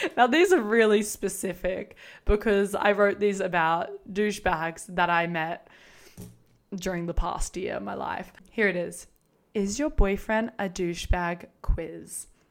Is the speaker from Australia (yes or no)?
yes; Australia; also born or lived in Queensland; I'm Australian, if you can tell. I'm living in Queensland.